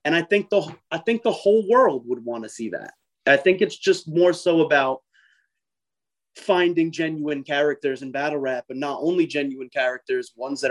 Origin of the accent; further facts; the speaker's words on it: New York City, New York, United States; I'm from Staten Island